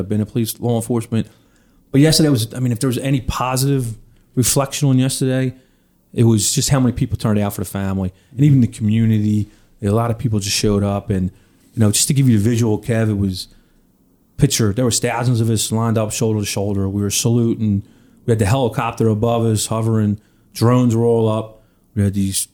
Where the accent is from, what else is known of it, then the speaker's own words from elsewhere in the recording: Philadelphia, Pennsylvania, United States; growing up in Northeast Philly, living in an apartment with my mom and my brother